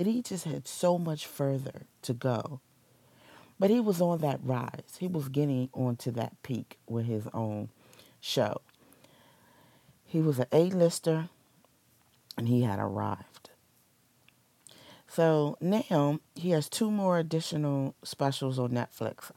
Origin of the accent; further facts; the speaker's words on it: Washington, District of Columbia, United States; my hometown, yay, born and raised, D.C. girl.